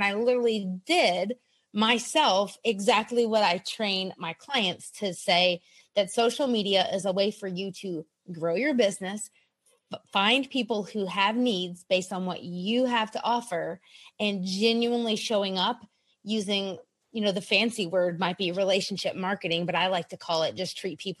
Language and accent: English; South Carolina, United States; also born or lived in Europe; We were a military family. We lived all over America, Europe. Back now I'm in South Carolina in my hometown.